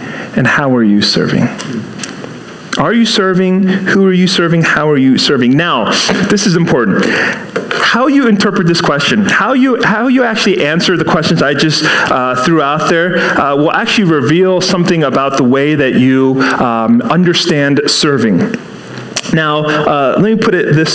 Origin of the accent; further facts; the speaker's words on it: Seattle, Washington, United States; now in East Coast, United States; I grew up in Seattle. And then, you know, moved here to the East Coast